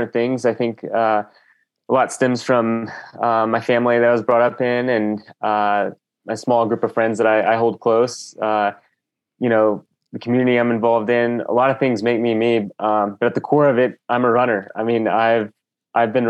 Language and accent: English; Texas, United States; now in Boulder, United States; I grew up in Texas